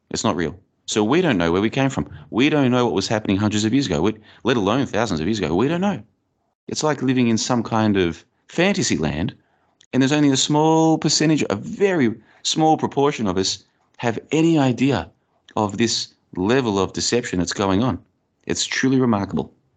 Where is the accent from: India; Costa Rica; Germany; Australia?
Australia; moved away as an adult; also born or lived in Bulgaria; now in Plovdiv, Bulgaria; I grew up in Australia, and I've been overseas now for over four years. I've been living in Bulgaria for about, uh, two and a half years